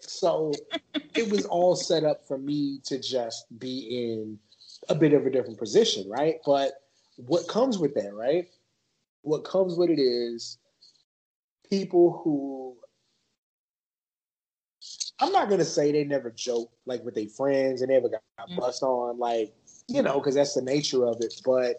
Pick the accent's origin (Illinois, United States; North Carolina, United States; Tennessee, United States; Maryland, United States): Maryland, United States; born there; also born or lived in Wyoming; I was born on Andrews Air Force Base. That's where they park Air Force One. And my family was 15 minutes away out in the country.